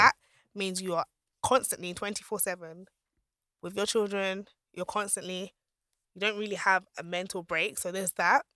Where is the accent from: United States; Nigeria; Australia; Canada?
Nigeria; I'm Nigerian, I'm Yoruba